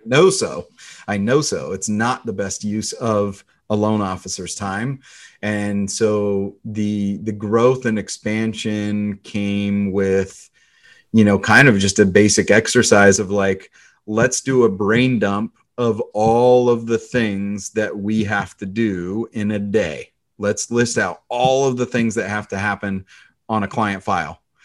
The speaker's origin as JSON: {"language": "English", "area": "the Northwest", "region": "Pacific Northwest", "country": "United States", "tie": "born or raised there", "said": "I grew up in the Northwest."}